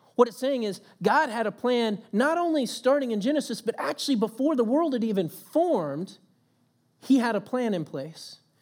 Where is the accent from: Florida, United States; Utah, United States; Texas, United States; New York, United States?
Texas, United States; moved away; coming from Texas